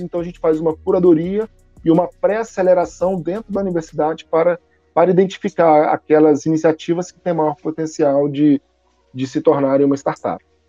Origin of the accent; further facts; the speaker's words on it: Minas Gerais, Brazil; moved away as an adult; now in Manaus, Brazil; sou mineiro, nasci em Minas Gerais, sou formado na FMG, e em 2004 eu vim para Manaus